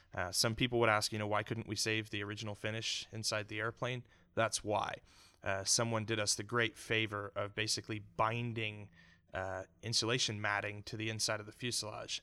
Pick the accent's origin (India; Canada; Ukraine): Canada; also born or lived in Houston, Texas; now in United States; as a Canadian immigrant